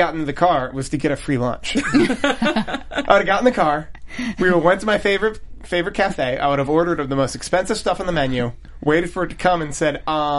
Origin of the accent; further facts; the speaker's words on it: Philadelphia, Pennsylvania, United States; Speaking as a Philadelphian